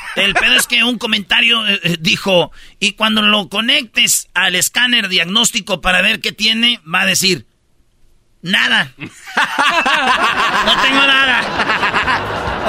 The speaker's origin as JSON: {"language": "Spanish", "region": "Michoacán", "country": "Mexico", "said": "yo soy de Michoacán"}